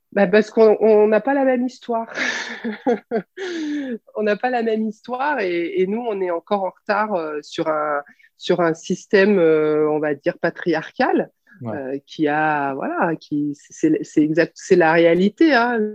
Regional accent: France; on est française ou européenne

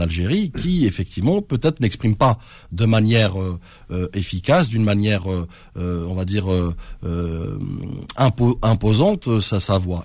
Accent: France; je suis né en France

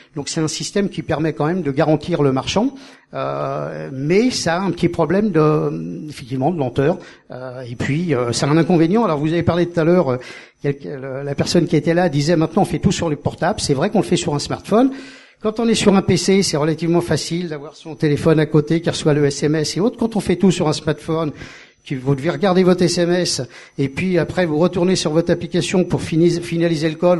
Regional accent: Paris, Île-de-France, France; moved away as an adult; also born or lived in Perpignan; quand je suis arrivé en tant que Parisien

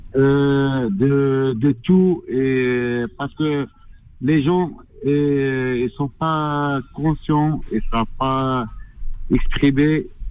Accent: Algeria; moved away as an adult; now in France; J'ai quitté l'Algérie

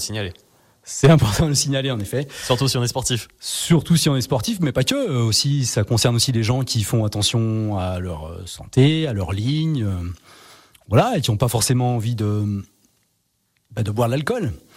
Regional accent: Savoy, Auvergne-Rhône-Alpes, France; on est savoyard

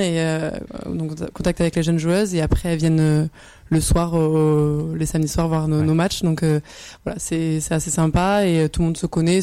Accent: Bordeaux, Nouvelle-Aquitaine, France; moved away as an adult; je suis originaire de Bordeaux. À la base, donc, j'ai commencé là-bas

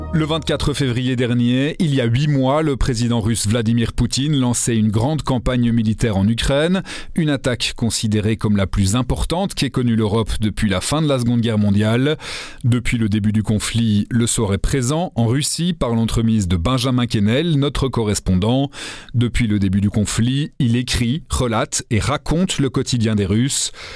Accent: Belgium; vu de chez nous, vu de Belgique

